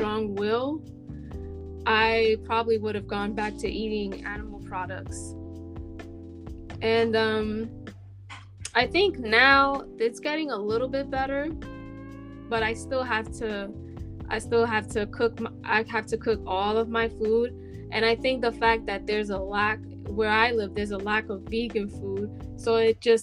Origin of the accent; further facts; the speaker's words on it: New York City, New York, United States; I'm from the Bronx